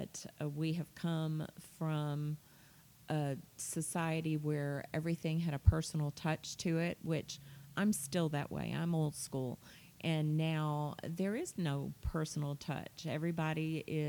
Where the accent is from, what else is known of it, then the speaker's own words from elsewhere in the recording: New Orleans, Louisiana, United States; I grew up in New Orleans